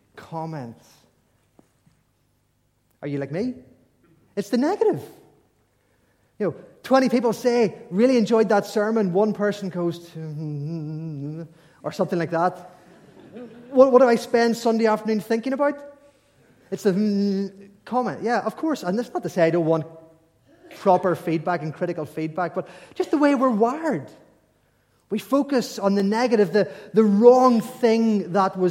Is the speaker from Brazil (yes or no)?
no; Ulster, Northern Ireland, United Kingdom; we're from Northern Ireland, Ulster